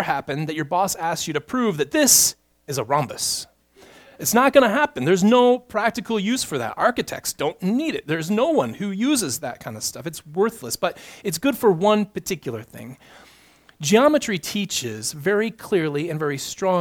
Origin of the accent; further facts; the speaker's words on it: United States; We, as an American people